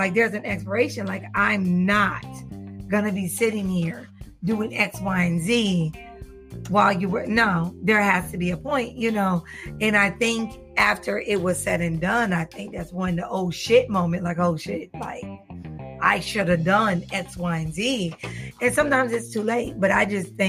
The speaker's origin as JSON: {"language": "English", "region": "the South", "country": "United States", "said": "I'm from the South"}